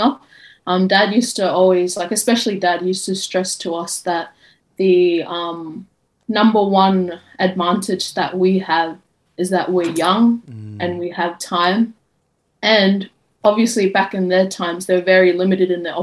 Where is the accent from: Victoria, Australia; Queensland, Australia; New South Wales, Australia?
Queensland, Australia; Brisbane; I'm from Brisbane, Australia